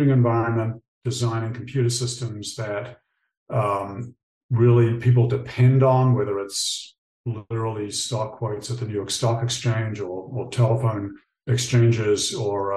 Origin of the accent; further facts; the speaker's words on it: New Zealand; moved away; I grew up in New Zealand